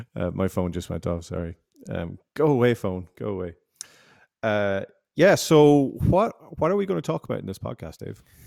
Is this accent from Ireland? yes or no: yes; Ireland; also born or lived in Canada; I'm, I'm from Ireland. I'm Irish